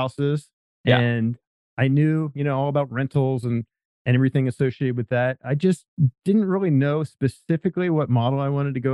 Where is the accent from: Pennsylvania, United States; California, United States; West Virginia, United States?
Pennsylvania, United States; moved away as an adult; now in San Diego, United States; I'm from Pennsylvania originally